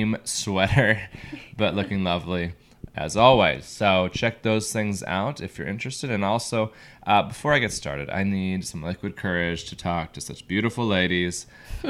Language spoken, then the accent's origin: English; Everett, Washington, United States; also born or lived in Seattle, Washington; I'm in my hometown, in my home, in Everett, Washington